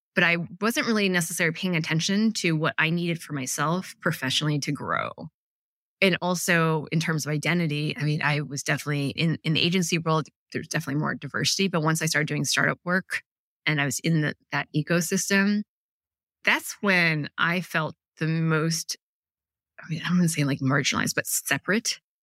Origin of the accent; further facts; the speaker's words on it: Ann Arbor, Michigan, United States; I grew up in Ann Arbor, Michigan